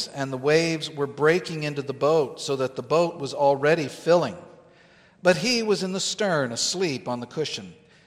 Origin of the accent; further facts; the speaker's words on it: Southern California, United States; now in Northern California, United States; I'm from Southern California. In Southern California, growing up